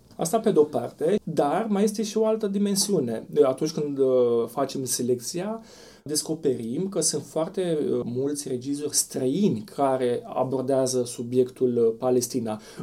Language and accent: Romanian; Romania; noi, ca români